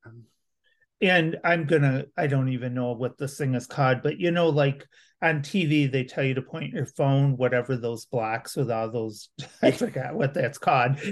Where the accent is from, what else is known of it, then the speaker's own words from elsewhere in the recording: Grand Rapids, Michigan, United States; now in Lansing, United States; I'm originally from Grand Rapids